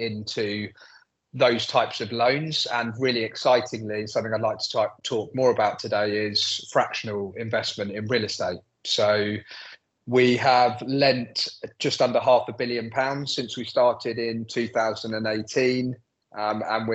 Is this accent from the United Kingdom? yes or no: yes; London, United Kingdom; I'm born and bred in London, I'm very proud of it, love London